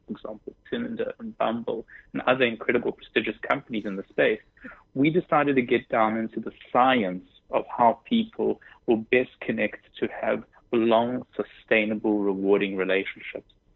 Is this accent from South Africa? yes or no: yes; South Africa; moved away as an adult; also born or lived in Israel; now in New York, United States; Born in Israel, grew up in South Africa, and moved to the United States about six years ago